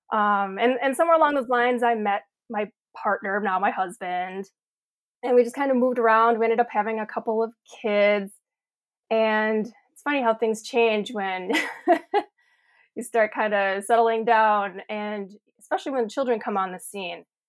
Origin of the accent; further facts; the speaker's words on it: Sheboygan County, Wisconsin, United States; So we're in Sheboygan County, so over kinda close to Lake Michigan. And yes, this is the farm that I grew up on.